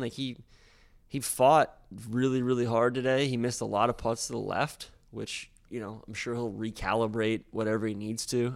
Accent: Atlanta, Georgia, United States; moved away as an adult; I grew up in Atlanta

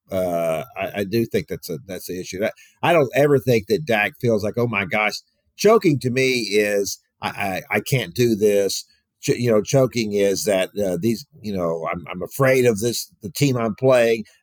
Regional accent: Houston, Texas, United States; I grew up in Houston with just a slew of stupid coaching decisions and hires and fires by Bud Adams when he owned the Oilers.

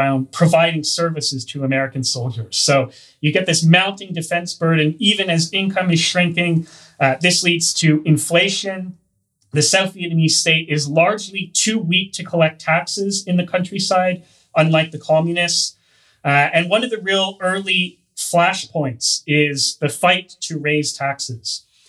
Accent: Canada; accent: Hoser; I'm Canadian

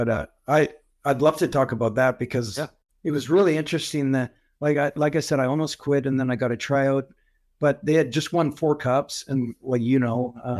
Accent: Calgary, Alberta, Canada; I grew up in Calgary.

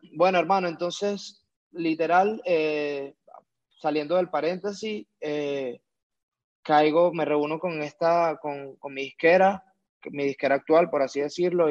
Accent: Venezuela; now in Mexico; yo soy un chamo venezolano

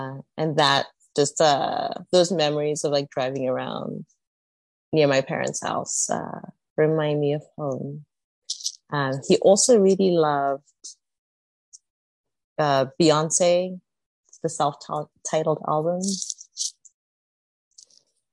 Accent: South Africa; moved away as an adult; also born or lived in Zimbabwe / Philadelphia, United States; I'm from South Africa

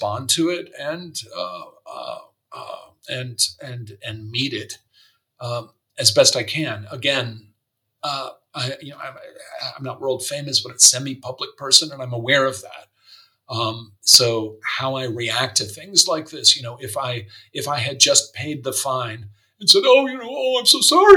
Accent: United States; moved away as an adult; also born or lived in San Francisco / New York; now in Germany; being an American and having grown up in the United States

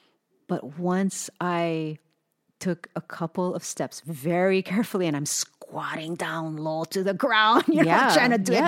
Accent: Hawaii, United States; it's new to us because we were born and raised in Hawaii.

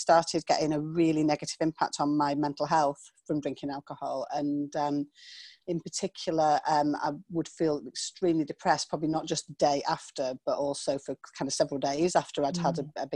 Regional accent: small town on the Scottish borders, North East England, United Kingdom; I'm from England, from the north of England to be exact. And I grew up in a small town just kind of on the Scottish borders

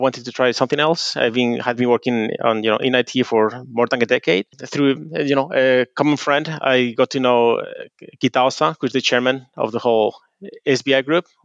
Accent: Spain; moved away as an adult; also born or lived in Japan; now in Tokyo, Japan; I'm originally from Spain

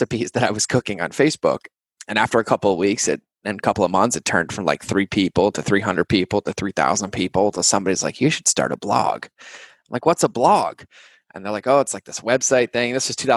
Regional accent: New England, United States; I grew up in New England

